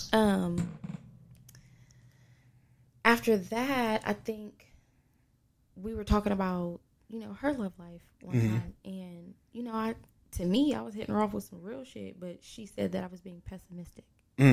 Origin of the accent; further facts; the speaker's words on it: West Virginia, United States; So I've had friends in West Virginia, because I'm partially from West Virginia.